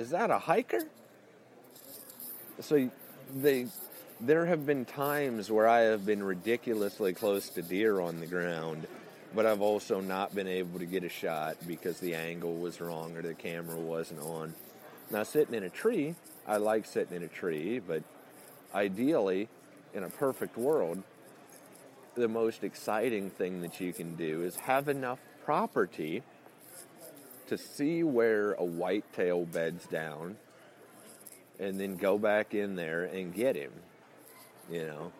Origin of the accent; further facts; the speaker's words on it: Illinois, United States; I'm actually from Central Illinois. I've never really pretended to be from Texas.